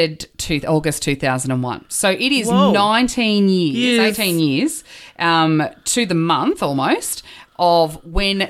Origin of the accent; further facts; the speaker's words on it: Australia; I'm Aussie